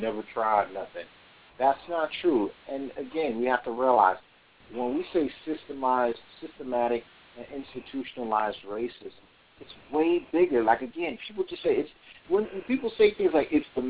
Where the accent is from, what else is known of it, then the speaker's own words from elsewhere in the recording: Florida, United States; my home state of Florida